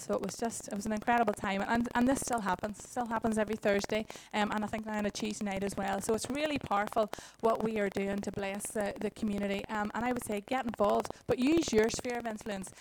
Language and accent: English; Dungannon, Northern Ireland, United Kingdom; moved away as an adult; also born or lived in Dublin; now in Dungannon, United Kingdom; I'm originally from Dungannon